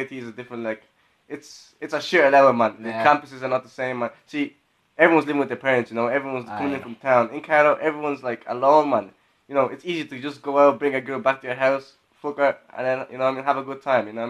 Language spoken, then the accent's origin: English; Poland; moved away; I'm originally from Poland